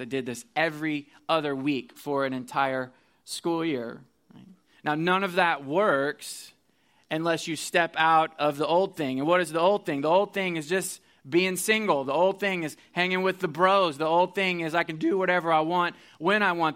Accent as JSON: {"language": "English", "region": "Missouri", "country": "United States", "said": "I'm from Missouri, so I went back to my university there"}